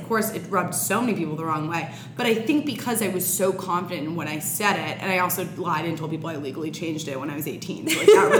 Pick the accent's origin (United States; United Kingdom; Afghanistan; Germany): United States; New York City, New York; also born or lived in Durham, North Carolina; So I'm 24 years old. I'm born and raised on the Upper West Side in Manhattan, girl.